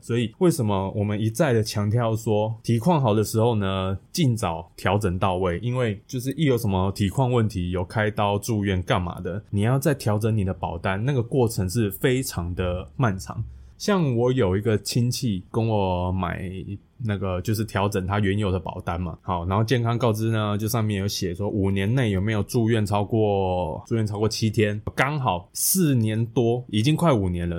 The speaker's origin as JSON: {"language": "Chinese", "town": "Fenglin", "region": "Hualien County", "country": "Taiwan", "tie": "born or raised there", "said": "我们老家是在花莲的凤林镇，就是一个小镇上"}